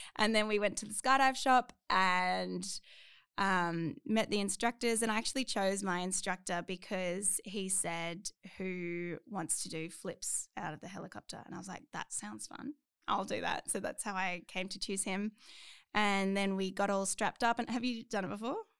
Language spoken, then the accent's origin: English; Canberra, Australian Capital Territory, Australia; moved away as an adult; now in Queensland, Australia; I'm from Canberra, and I lived there for twenty-one years, my whole life